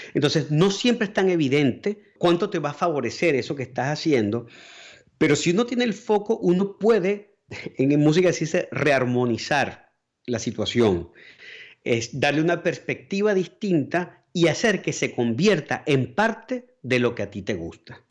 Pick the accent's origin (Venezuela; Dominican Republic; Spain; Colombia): Venezuela; moved away as an adult; yo puedo hablar como venezolano para todos los otros países o puedo hablar como venezolano para los venezolanos